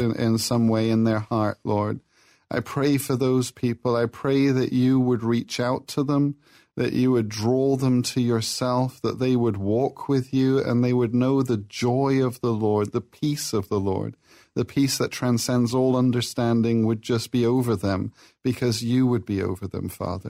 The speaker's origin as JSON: {"language": "English", "town": "Plymouth", "region": "South West England", "country": "United Kingdom", "moved": "yes", "said": "I'm from Plymouth, England"}